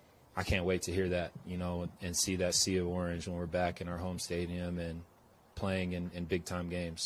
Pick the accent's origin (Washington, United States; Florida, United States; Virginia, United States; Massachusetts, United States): Florida, United States; South; also born or lived in Boston; now in Denver, United States; But I grew up in South Florida, so like the Panthers, you know, I didn't really watch them that much. And then went out to Boston